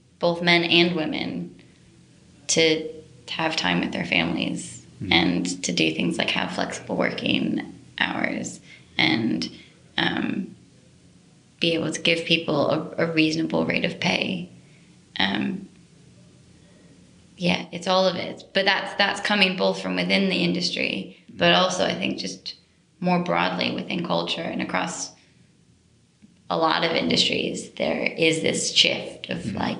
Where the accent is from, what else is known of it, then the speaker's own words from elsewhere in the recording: United States; moved away as an adult; now in London, United Kingdom; I'm from the States